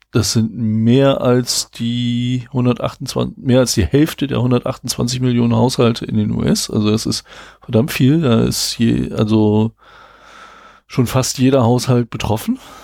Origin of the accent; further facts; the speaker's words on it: Braunschweig, Lower Saxony, Germany; wir kommen beide aus Braunschweig